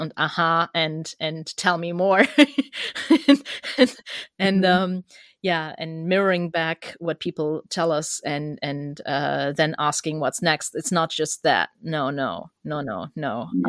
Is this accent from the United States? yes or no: no; Germany; accent: German; English is a second language; my German accent.